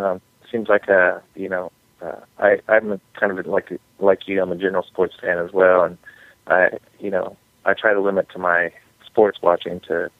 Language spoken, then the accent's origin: English; Oklahoma, United States; moved away; growing up in Oklahoma is where I'm originally from as a youth.